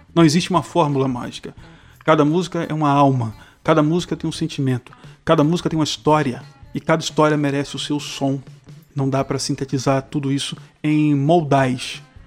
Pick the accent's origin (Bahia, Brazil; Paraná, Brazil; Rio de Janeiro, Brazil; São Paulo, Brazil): Bahia, Brazil; Salvador; minha cidade, sou soteropolitano